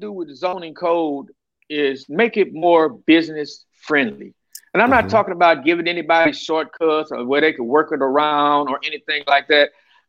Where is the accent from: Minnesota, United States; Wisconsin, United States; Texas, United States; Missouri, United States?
Texas, United States; Pear Orchard; I'm a Pear Orchard boy. I live out in Terrell Park now, but I was raised in Pear Orchard. Like to say, I was raised in Pear Orchard, Texas.